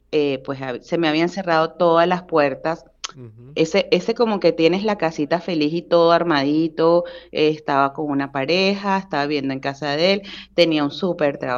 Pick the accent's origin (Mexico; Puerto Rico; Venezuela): Venezuela; moved away; also born or lived in Bogotá, Colombia; y yo nací en Bogotá, eh, pero cuando tuve cinco años de edad, pues tú migramos a Venezuela y, y, nada, sin retorno.